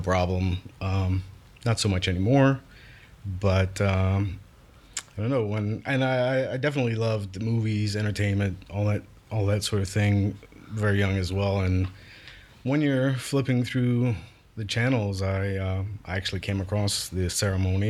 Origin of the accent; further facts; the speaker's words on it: Larose, Louisiana, United States; I was born and raised in Louisiana, down the bayou, Lafouche Parish, La Rose spe-, specifically